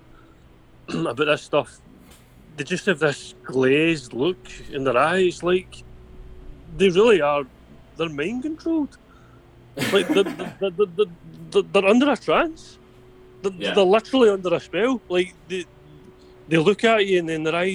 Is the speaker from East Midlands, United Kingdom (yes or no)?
no; Scotland, United Kingdom; I'm Scottish.